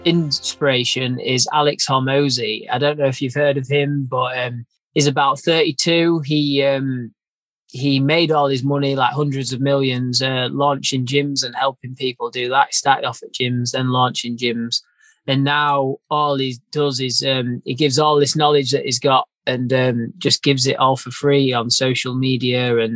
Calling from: Brigg, Yorkshire and the Humber, United Kingdom; Calling from just near Brigg, North Lincolnshire. I'm just on the farm at the moment.

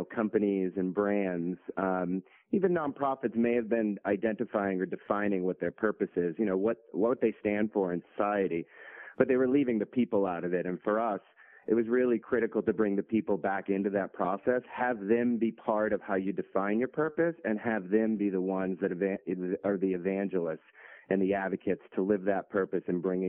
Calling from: Boston, Massachusetts, United States; Yeah, I'm calling from Boston, heading out to London on Monday

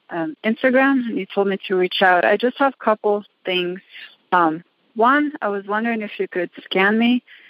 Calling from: Reno, Nevada, United States; I'm calling from Reno, Nevada.

